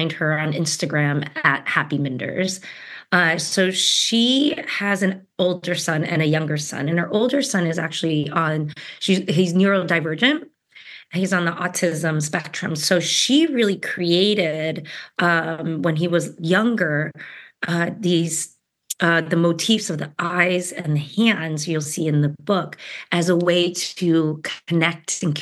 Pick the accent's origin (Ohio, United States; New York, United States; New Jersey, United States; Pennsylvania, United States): New Jersey, United States; I was born in New Jersey.